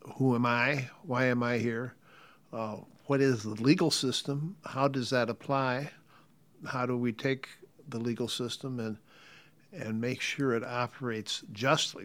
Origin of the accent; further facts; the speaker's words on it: United States; we, as American citizen disciples